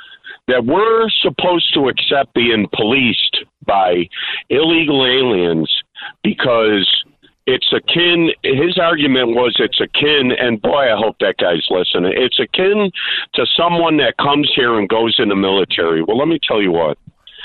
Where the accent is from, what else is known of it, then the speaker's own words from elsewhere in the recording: Chicago, Illinois, United States; I grew up in Mount Greenwood, John.